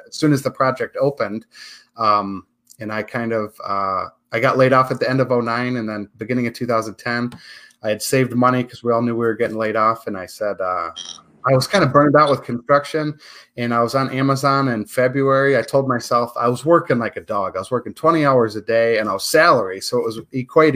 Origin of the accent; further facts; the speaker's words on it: Michigan, United States; moved away as an adult; now in Las Vegas, United States; After 25 years of gray skies and snow in April, I left Michigan for the bright lights of Sin City back in 2006.